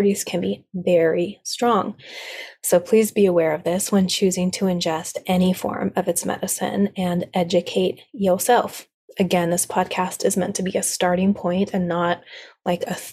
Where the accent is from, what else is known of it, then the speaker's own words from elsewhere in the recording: South Lake Tahoe, California, United States; now in Sierra foothills, United States; my hometown of South Lake Tahoe